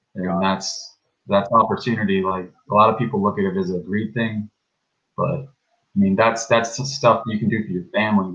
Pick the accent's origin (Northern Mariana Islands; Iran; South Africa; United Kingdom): South Africa; also born or lived in California; now in South Florida, United States; So I'm from South Africa. I'm a white African